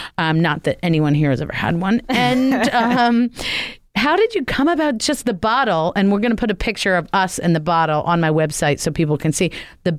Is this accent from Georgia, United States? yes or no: no; New Jersey, United States; now in Maryland, United States; I'm from Jersey, but I think I've been in Maryland long enough to qualify.